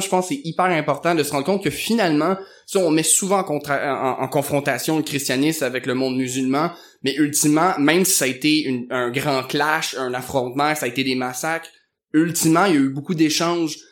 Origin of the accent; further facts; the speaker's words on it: Quebec, Canada; au Québec, on nous martèle souvent que une histoire très nouvelle, c'est pas passé grand-chose puis ça me boguait un peu quand j'étais jeune